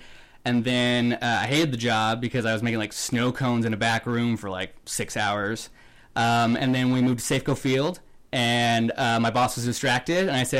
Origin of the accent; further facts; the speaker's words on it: Omaha, Nebraska, United States; moved away; also born or lived in Seattle, Washington; I grew up in Omaha, Nebraska